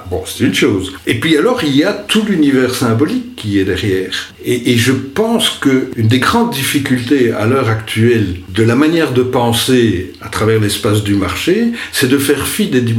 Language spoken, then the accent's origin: French; Wallonia, Belgium; parce que on est luxembourgeois et on l'affirme.